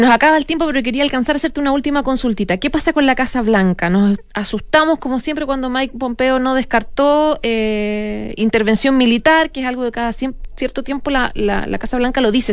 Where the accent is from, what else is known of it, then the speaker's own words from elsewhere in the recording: Chile; deberíamos trabajar los chilenos